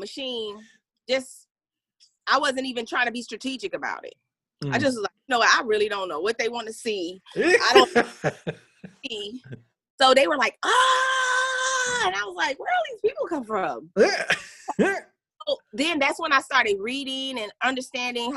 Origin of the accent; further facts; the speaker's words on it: Flint, Michigan, United States; moved away; I'm originally from Flint, Michigan